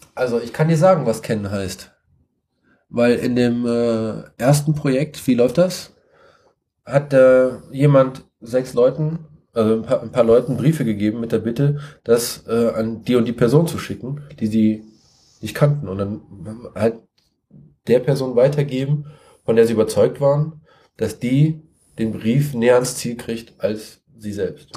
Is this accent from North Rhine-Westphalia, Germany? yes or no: yes; Siegen, North Rhine-Westphalia, Germany; ich komme aus Siegen, ich wohne in Siegen